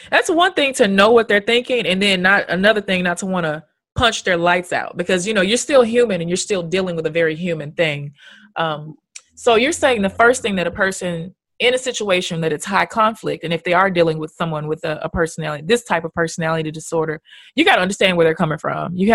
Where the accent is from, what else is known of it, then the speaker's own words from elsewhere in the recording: Tennessee, United States; I'm from Tennessee